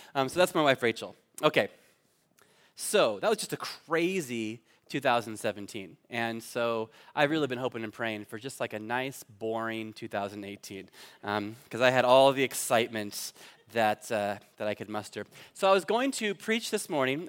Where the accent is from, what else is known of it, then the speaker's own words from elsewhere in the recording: Fallbrook, California, United States; moved away as an adult; now in Cork, Ireland; I grew up in Fallbrook